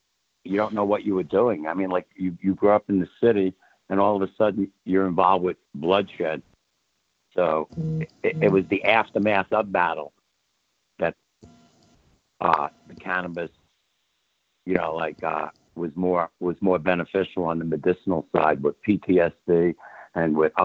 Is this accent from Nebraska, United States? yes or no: no; New York City, New York, United States; also born or lived in Carlstadt, New Jersey / Long Branch, New Jersey; now in California, United States; I grew up in the Bronx